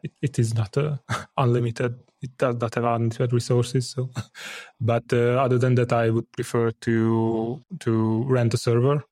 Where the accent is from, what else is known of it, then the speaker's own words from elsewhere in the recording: Hungary; I'm from Hungary.